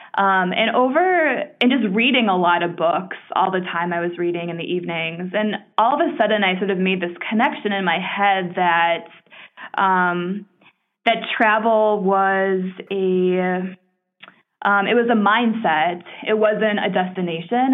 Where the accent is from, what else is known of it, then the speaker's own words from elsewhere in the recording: Minneapolis, Minnesota, United States; I ultimately came back to my hometown of Minneapolis in 2013